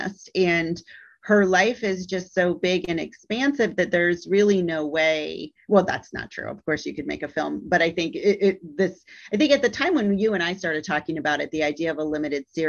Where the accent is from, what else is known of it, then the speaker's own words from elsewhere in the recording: Midwest, United States; moved away as an adult; now in Alabama, United States; I've lived in the South for 17 years and have been in this position of being a Midwesterner